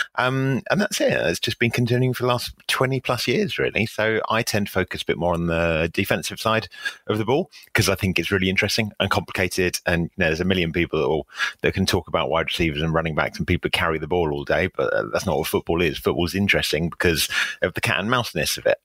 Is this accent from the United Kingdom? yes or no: yes; England, United Kingdom; I'm, I'm an Englishman